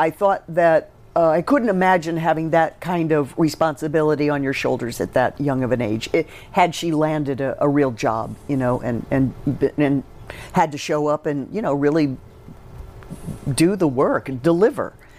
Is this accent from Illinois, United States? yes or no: yes; Southern Illinois, United States; also born or lived in Chicago; now in New York, United States; I grew up in Southern Illinois